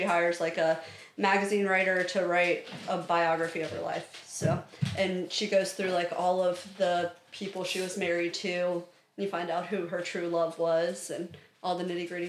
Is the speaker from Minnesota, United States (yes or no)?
no; Radford, Virginia, United States; I am a Radford native, so born and raised in Radford. Super cool, never left.